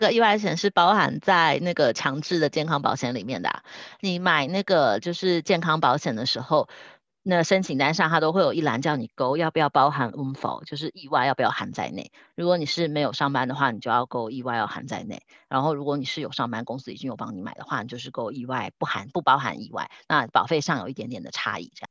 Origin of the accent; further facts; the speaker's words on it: Taiwan; moved away as an adult; now in Switzerland; 像我们台湾人，可能不是一开始一毕业就在瑞士工作，是可能工作了十年、十五年才搬来瑞士的